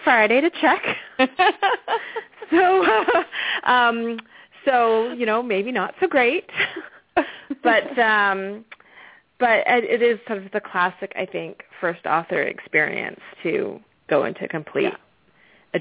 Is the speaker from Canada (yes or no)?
yes; Victoria, British Columbia, Canada; accent: Canadian twang; moved away as an adult; also born or lived in Arizona; now in Atlanta, United States; I'm actually Canadian. I grew up on the west coast of Canada.